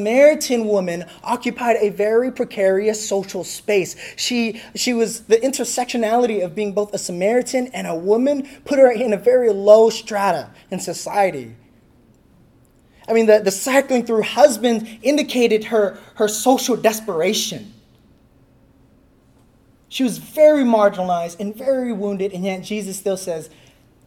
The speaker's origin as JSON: {"language": "English", "region": "California", "country": "United States", "said": "I'm from California."}